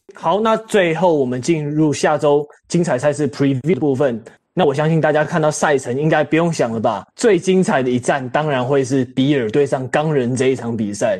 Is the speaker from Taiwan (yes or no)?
yes; Taiwan; 我们台湾人